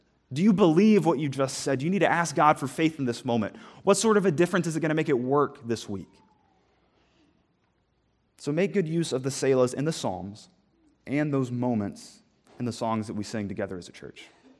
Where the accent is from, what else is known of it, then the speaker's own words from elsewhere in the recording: the South, United States; I'm from the South. Altar calls are common. I don't know about them up here